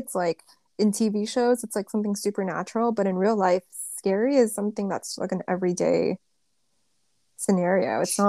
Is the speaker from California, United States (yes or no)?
yes; California, United States; I'm from SoCal.